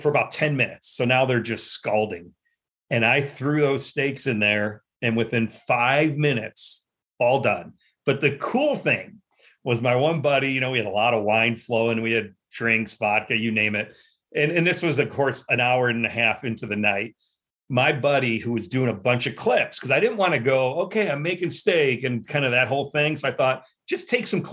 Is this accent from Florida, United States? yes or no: no; Chicago, Illinois, United States; also born or lived in New York; I grew up right in Chicago, but right next to like Norridge and Schiller Park.